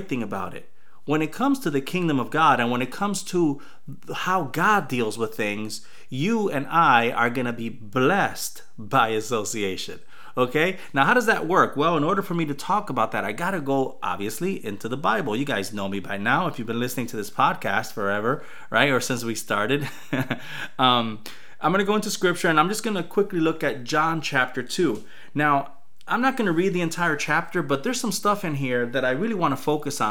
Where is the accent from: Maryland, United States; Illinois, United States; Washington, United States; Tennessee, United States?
Illinois, United States; Chicago; when I was growing up in Chicago, we used to play basketball often